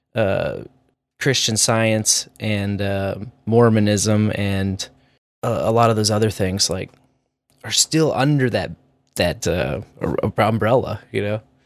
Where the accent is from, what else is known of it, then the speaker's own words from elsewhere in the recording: Kearney, Missouri, United States; I'm from Kearney